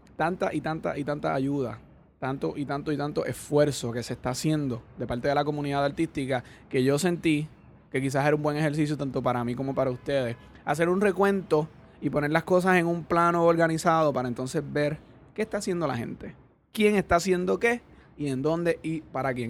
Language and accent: Spanish; Puerto Rico; nosotros tenemos como puertorriqueños